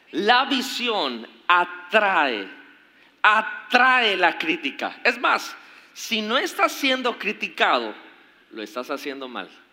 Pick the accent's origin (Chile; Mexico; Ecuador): Mexico; como mexicanos que fuimos conquistados